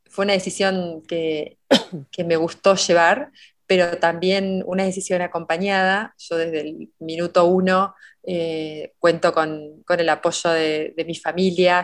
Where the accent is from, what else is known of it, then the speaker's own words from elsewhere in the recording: Oriente, Buenos Aires Province, Argentina; la biblioteca pública de Oriente, del pueblo donde yo nací